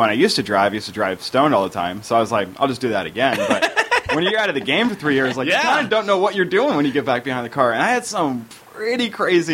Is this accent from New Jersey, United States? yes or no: yes; New Jersey, United States; now in Los Angeles, United States; I'm from New Jersey